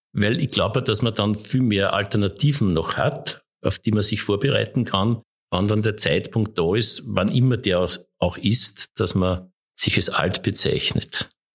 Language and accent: German; Mühlviertel, Upper Austria, Austria; Ich, ich komme aus dem Müllviertel ursprünglich auch noch